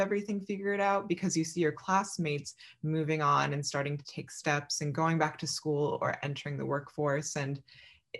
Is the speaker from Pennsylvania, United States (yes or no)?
yes; Philadelphia, Pennsylvania, United States; I was born in Philadelphia, Pennsylvania